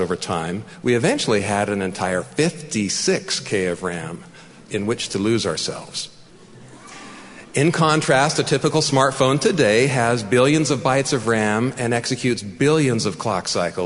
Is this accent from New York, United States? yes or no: no; San Jose, California, United States; also born or lived in Mountain View, California; I was born in Mountain View, California, the second of eventually 11 children. We settled in a relatively quiet neighborhood on the east side of San Jose